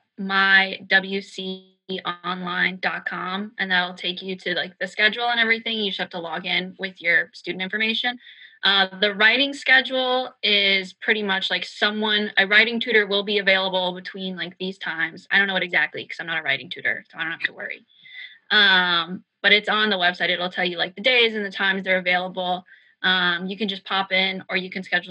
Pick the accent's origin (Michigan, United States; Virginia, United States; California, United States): Virginia, United States; moved away; I'm from Virginia. I love my home state.